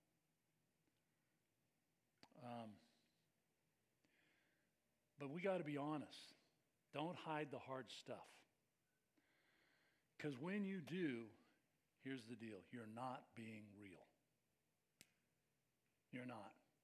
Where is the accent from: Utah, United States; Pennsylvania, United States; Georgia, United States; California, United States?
California, United States; Bay Area; I grew up in the Bay Area. I was the son of a preacher